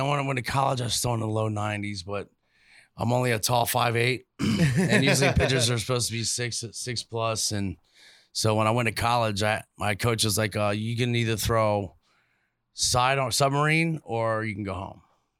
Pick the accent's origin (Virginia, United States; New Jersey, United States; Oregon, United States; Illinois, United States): Virginia, United States; Norfolk; born there; I was born in Norfolk, Virginia in 74.